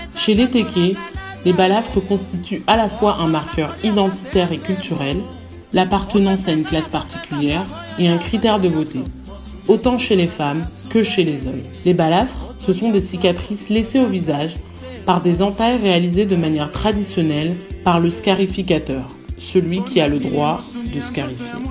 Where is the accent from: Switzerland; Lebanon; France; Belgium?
France; J'ai 22 ans, j'ai grandi en France, mais toute ma famille est originaire du Congo-Brazzaville.